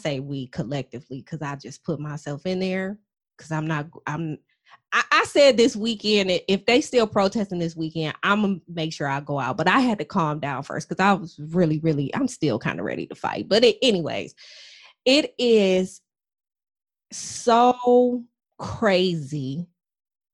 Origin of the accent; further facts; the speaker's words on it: Toledo, Ohio, United States; now in Atlanta, United States; I'm originally from Toledo, Ohio. And I am currently in the Atlanta area